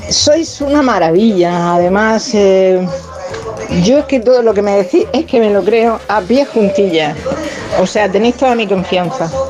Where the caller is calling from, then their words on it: Murcia, Region of Murcia, Spain; Buenos días … de Murcia.